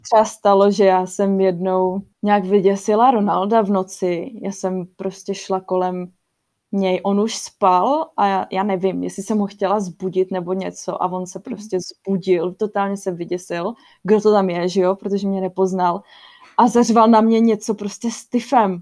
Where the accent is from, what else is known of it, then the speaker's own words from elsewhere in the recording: Czechia; also born or lived in South Holland, Netherlands; now in Rotterdam area, Netherlands; jsem Češka a že jsem tady